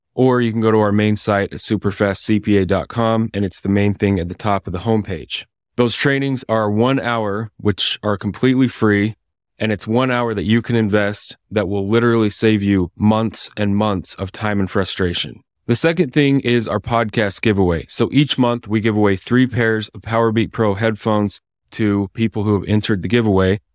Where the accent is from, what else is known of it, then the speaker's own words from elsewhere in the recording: Idaho, United States; now in Salt Lake City, United States; I'm from Idaho originally